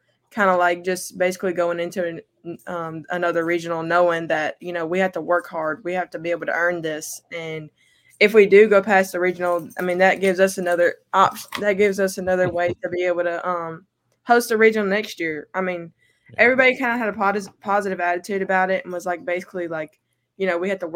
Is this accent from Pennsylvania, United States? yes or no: no; Carrollton, Alabama, United States; I'm from Carrollton, Alabama.